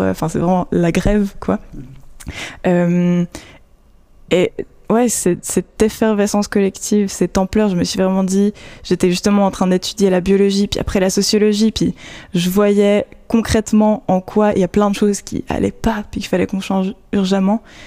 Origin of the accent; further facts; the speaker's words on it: Vaud, Switzerland; moved away as an adult; also born or lived in Geneva; now in Fribourg, Switzerland; à la base je viens du canton de Vaud